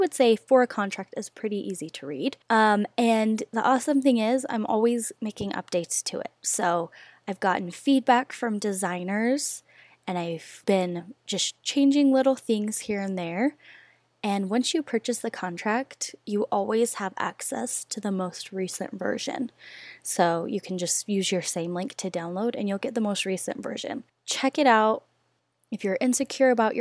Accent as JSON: {"language": "English", "town": "Rexburg", "region": "Idaho", "country": "United States", "moved": "as an adult", "lives_now": "Utah, United States", "said": "I'm from Idaho"}